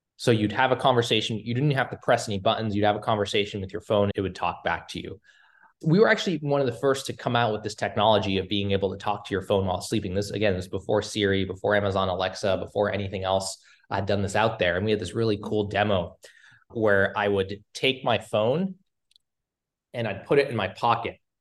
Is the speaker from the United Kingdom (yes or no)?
no; Cambridge, Massachusetts, United States; I grew up in, uh, Cambridge, outside of Boston